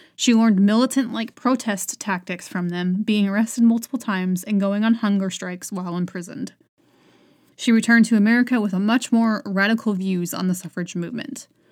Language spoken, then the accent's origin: English; United States; as an American citizen